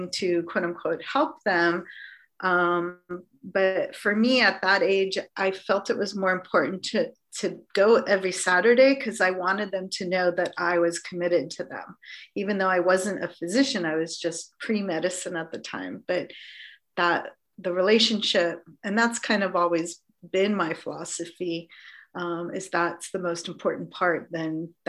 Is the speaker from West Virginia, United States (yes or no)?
no; Los Angeles, California, United States; growing up on the West Side in Los Angeles, which is a pretty posh neighborhood